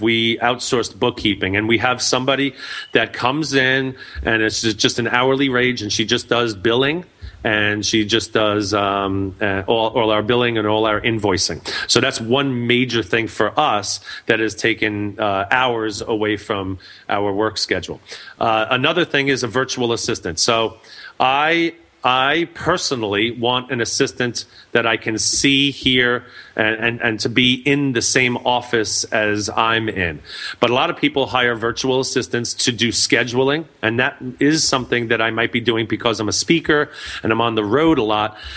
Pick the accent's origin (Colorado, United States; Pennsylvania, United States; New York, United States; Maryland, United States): New York, United States; I'm from New York